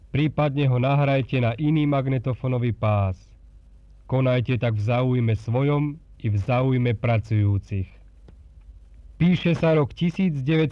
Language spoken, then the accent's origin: Slovak; Slovakia; takých je nás, Slovákov, veľa